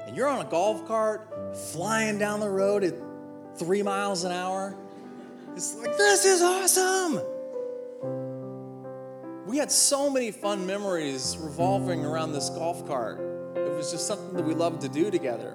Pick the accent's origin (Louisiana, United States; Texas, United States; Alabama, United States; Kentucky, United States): Texas, United States; Corpus Christi; moved away; my hometown in Corpus Christi, Texas